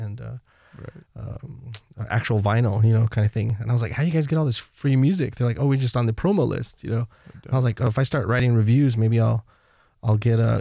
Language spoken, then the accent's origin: English; Colorado, United States; moved away as an adult; now in Los Angeles, United States; I grew up in Colorado